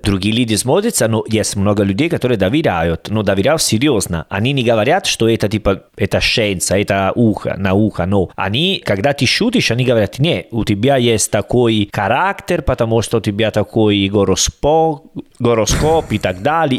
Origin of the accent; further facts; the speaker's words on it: Salerno, Campania, Italy; Russian is a second language; moved away; я из Салерно